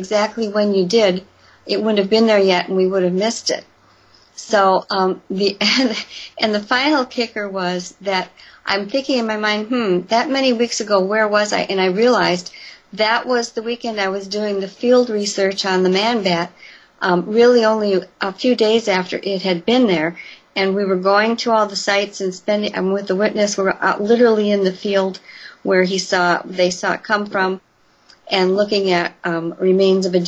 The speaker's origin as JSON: {"language": "English", "town": "Elkhorn", "region": "Wisconsin", "country": "United States", "tie": "born or raised there", "said": "just outside of Elkhorn, my hometown"}